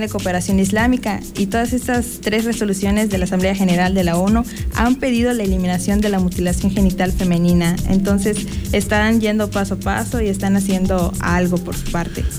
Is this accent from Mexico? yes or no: yes; Mexico; soy mexicana